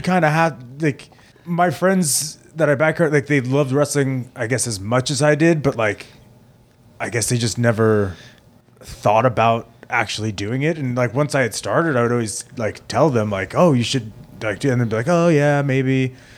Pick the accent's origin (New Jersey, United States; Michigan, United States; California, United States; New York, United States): New York, United States; Plainview; I grew up in Plainview, uh, which is, like, kinda smack dab in the middle of Long Island